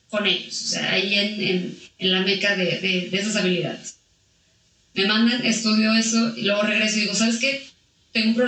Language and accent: Spanish; Aguascalientes, Mexico; pues mira, este, mi familia viene de Jalisco, eh, pero yo soy de aquí de Aguascalientes.